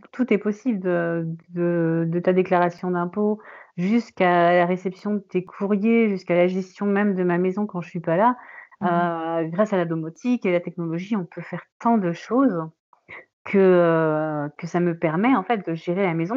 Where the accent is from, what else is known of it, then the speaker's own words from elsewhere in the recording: Paris, Île-de-France, France; now in Brittany, France; je ne suis pas bretonne, je suis parisienne